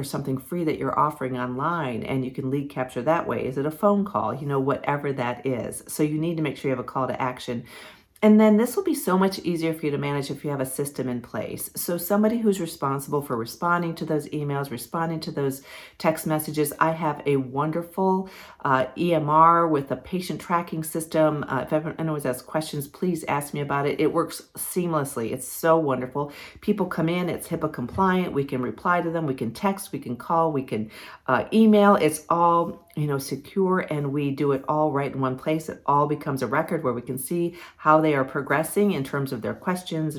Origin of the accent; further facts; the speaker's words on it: Ohio, United States; moved away as an adult; now in Virginia, United States; I grew up on Lake Erie, up in Ohio